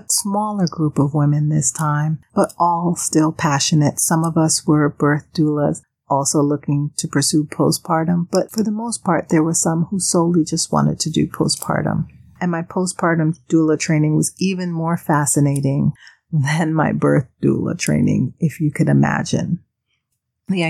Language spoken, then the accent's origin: English; Panama; moved away; growing up in Panama, I saw this a lot